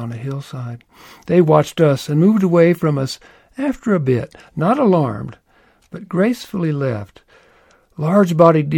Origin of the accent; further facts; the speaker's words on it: Louisville, Kentucky, United States; I was born in Louisville, Kentucky